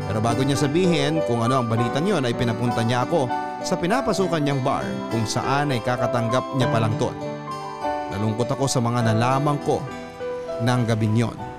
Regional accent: Philippines; Bilang Pilipino

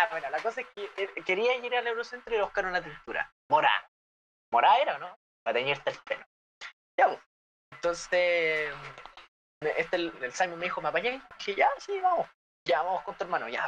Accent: Valparaíso, Chile; soy porteño nivel, soy porteño nivel 100

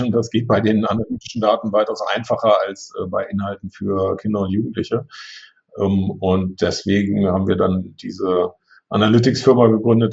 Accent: Braunschweig, Lower Saxony, Germany; moved away as an adult; also born or lived in St. Gallen, Switzerland; ich wollte auch weg von zu Hause. Ich wollte jetzt nicht in Braunschweig bleiben

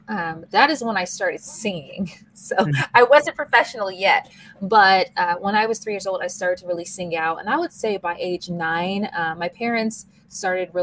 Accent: Seattle, Washington, United States; my hometown of Seattle, Washington

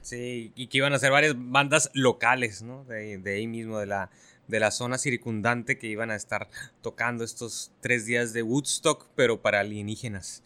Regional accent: Mexico

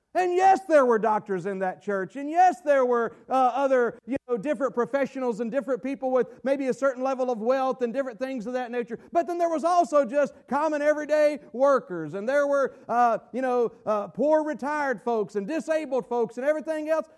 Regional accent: United States; we are, as American Christians

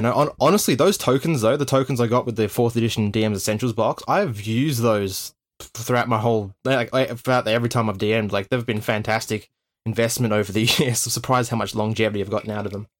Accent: Tasmania, Australia; growing up in Tasmania.

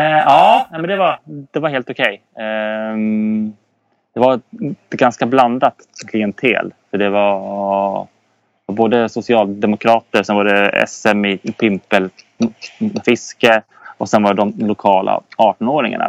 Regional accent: Södertälje, Stockholm County, Sweden; moved away as an adult; now in Umeå, Sweden; uppväxt i Södertälje

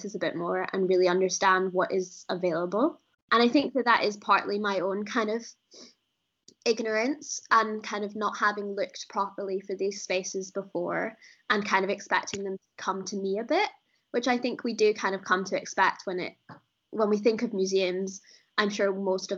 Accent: Edinburgh, Scotland, United Kingdom; I'm from Edinburgh, and I haven't really spent a lot of time in Glasgow

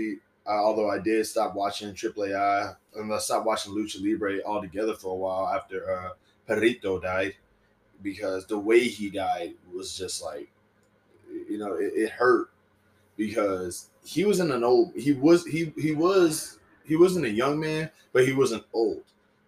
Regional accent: Southern United States, United States; And I'm Southern, you know, I'm from the South, you know what I'm saying?

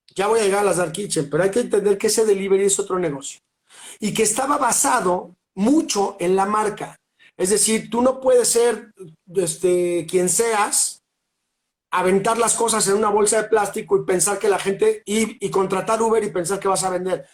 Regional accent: Mexico City, Mexico; now in Cholula, Mexico; soy un chilango de corazón, pero vivo al pie del cañón aquí en Cholula

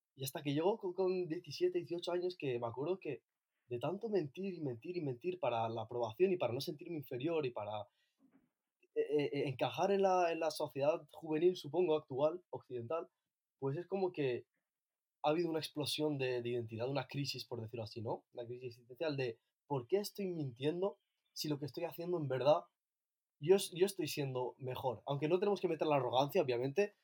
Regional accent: Ibiza, Balearic Islands, Spain; also born or lived in Asilah, Morocco; now in Barcelona, Spain; vivo en Barcelona, aunque soy de Ibiza, y soy eh, de Azaila, en Marruecos.

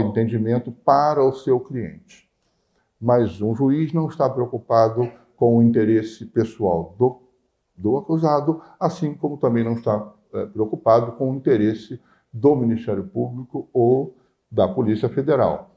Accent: Queimados, Rio de Janeiro, Brazil; also born or lived in Nilópolis; eu nasci em Nilópolis, mas toda a minha vida, minha infância, eu passei em Queimados, que era município de Nova Iguaçu na, na época

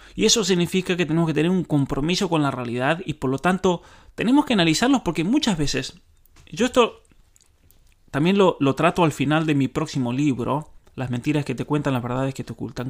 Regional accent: San Juan, Argentina; San Juan, mi provincia natal

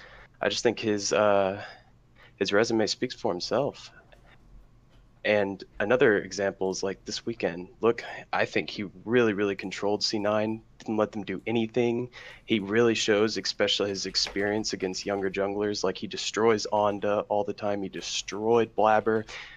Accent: Austin, Texas, United States; I'm come from Austin

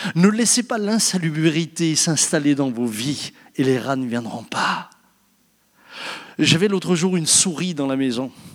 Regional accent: France; je suis français comme vous

